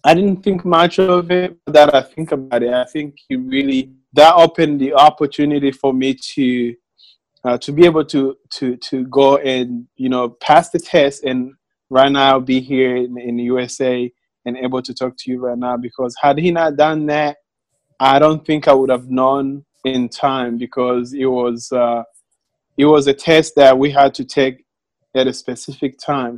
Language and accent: English; Rwanda; moved away as an adult; now in Little Rock, United States; I uh, right now live in Little Rock, Arkansas, but I'm from Rwanda.